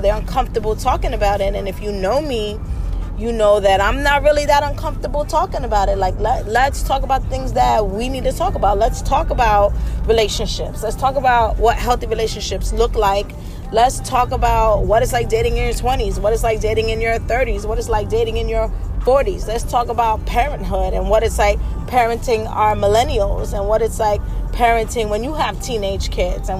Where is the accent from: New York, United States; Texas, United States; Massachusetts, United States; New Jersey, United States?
New York, United States; New York City; I'm from the Bronx, like born and raised